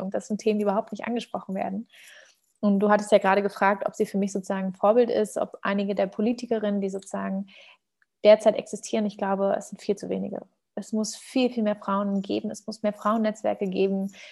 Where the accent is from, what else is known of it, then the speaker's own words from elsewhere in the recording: Germany; werde dann immer gefragt, woher ich denn komme. Und mir glaubt dann immer keiner, wenn ich sage, ich bin Deutsche.